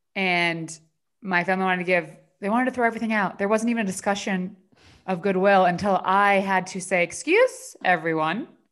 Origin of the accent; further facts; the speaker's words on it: New Jersey, United States; now in Los Angeles, United States; New Jersey, my home state